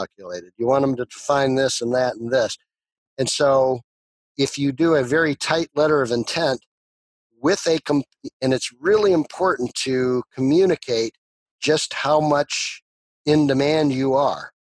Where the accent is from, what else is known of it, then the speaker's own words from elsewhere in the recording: Chicago, Illinois, United States; growing up in the Chicago area